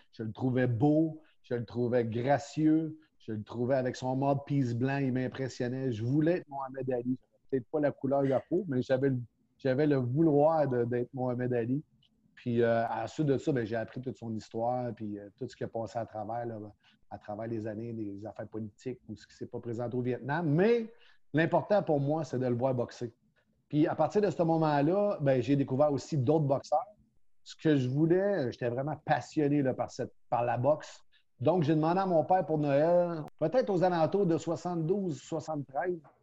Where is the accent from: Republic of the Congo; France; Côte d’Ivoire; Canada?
Canada; Montreal, Quebec; also born or lived in Drummondville; On est redéménagé à Montréal quand je suis arrivé en seconde à 4. Euh, j'ai retourné dans mon patelin à l'école Lucien Paget à Montréal